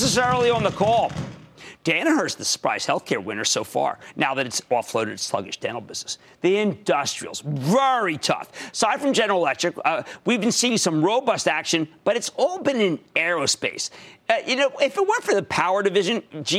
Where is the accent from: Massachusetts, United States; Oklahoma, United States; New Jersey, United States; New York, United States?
New Jersey, United States; my home state of New Jersey.